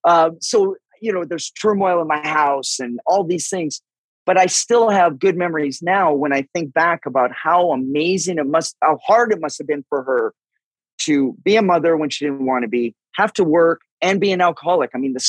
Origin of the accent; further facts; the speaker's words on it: Vancouver, British Columbia, Canada; Well, yeah, this is where it gets a little murky only because I grew up in an alcoholic home.